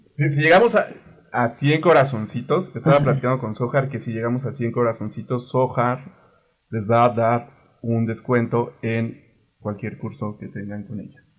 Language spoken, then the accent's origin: Spanish; Mexico City, Mexico; Nací aquí en la Ciudad de México